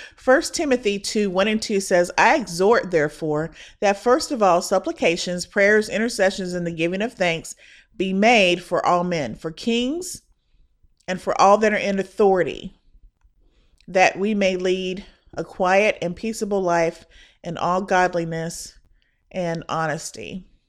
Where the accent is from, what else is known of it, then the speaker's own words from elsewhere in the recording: Indiana, United States; now in Texas, United States; The church that I was raised in back in Indiana